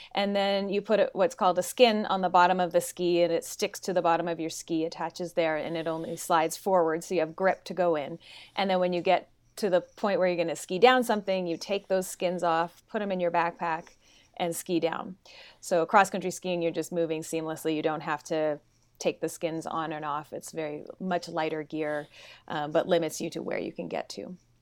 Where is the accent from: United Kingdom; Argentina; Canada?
Canada; Smithers, British Columbia; moved away as an adult; now in Bend, United States; I'm from British Columbia, northern British Columbia